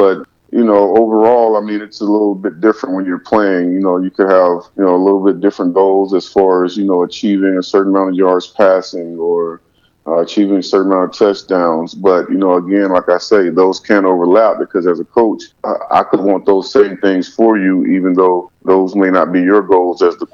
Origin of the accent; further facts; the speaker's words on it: the South, United States; growing up in the South